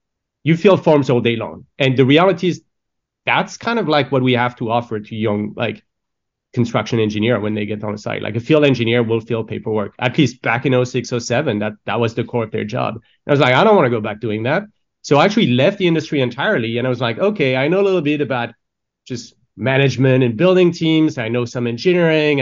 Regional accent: France; moved away; I grew up in France

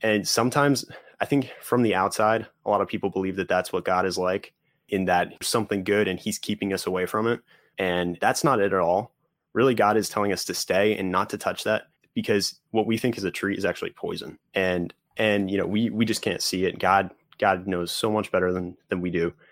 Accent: northwest New Jersey, United States; I grew up in New Jersey, about an hour from New York City, two hours from Philly, so kind of in the, uh, the northwest corner of New Jersey

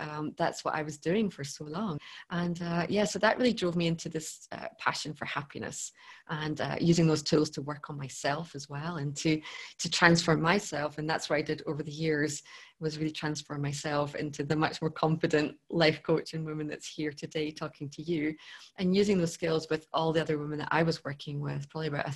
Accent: Scotland, United Kingdom; I grew up in Scotland

